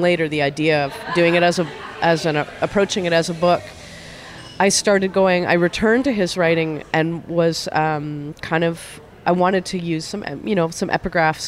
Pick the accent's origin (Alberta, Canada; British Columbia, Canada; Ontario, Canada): British Columbia, Canada; Kelowna; now in Winnipeg, Canada; When I grew up in Kelowna, on the Lake Okanagan there